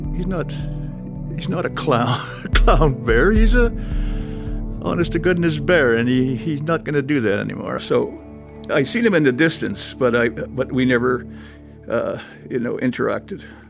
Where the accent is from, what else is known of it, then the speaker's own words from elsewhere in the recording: Churchill, Manitoba, Canada; being born and raised in Churchill and, and having used to the land